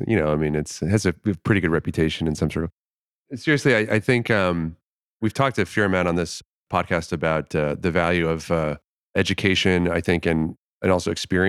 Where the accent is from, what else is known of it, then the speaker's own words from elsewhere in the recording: Florida, United States; But in my specific case, I grew up in Florida.